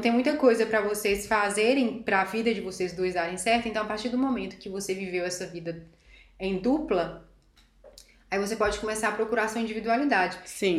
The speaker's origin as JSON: {"language": "Portuguese", "country": "Brazil", "moved": "as an adult", "lives_now": "Germany", "said": "nós somos brasileiros"}